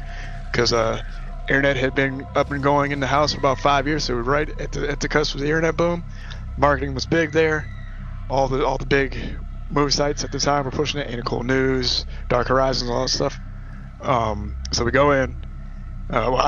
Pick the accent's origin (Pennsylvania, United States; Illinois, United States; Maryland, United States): Maryland, United States; also born or lived in Pittsburgh; I'm from Maryland